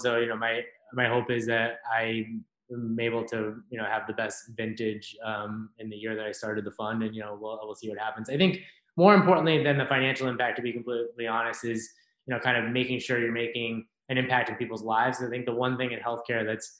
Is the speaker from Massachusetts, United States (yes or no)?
yes; Worcester, Massachusetts, United States; also born or lived in El Salvador (ancestry) / Providence; I grew up in Worcester, Massachusetts